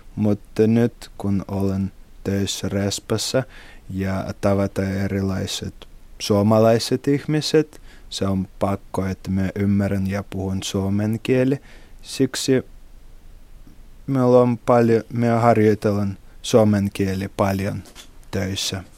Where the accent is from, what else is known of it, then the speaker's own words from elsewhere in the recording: Saint Petersburg, Russia; Finnish is a second language; moved away as an adult; now in Imatra, Finland; me olen kotoisin Pietristä.